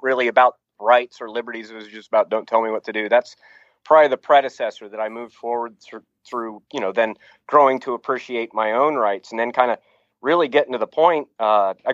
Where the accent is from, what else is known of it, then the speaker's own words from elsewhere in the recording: Youngstown, Ohio, United States; moved away; also born or lived in Colorado / Oregon; During my early childhood, after we moved from Colorado to northeastern Ohio, which Youngstown, Ohio